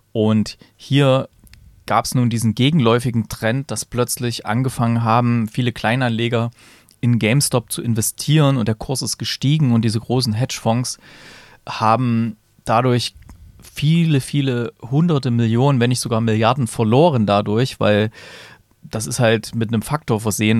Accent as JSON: {"language": "German", "country": "Germany", "said": "hier bei uns in Deutschland"}